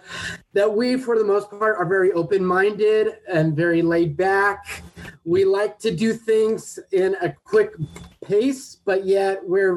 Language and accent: English; Redondo Beach, California, United States; also born or lived in San Francisco; I grew up here in Southern California in Redondo Beach